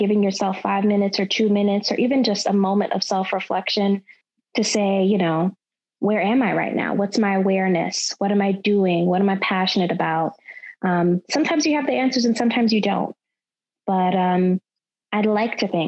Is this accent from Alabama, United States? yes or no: yes; Tuscaloosa, Alabama, United States; moved away as an adult; also born or lived in Rochester, New York; now in Washington, D.C., United States; I am from Tuscaloosa, Alabama. I'm really a transplant from upstate New York, Rochester, New York. Grew up in the South, love the South, love Alabama.